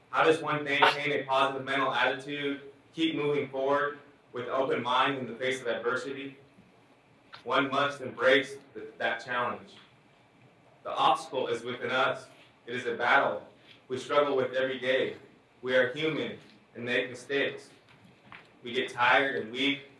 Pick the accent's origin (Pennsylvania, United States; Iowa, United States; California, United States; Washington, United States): California, United States; Hoopa Valley Indian Reservation, Northern; I was born and raised on Hoopa Valley Indian Reservation in Northern California. My tribes, the Hoopa, Natenakwe, the Yura, Pulikla, and the Kadu Ara are a beautiful people from a beautiful place on this earth.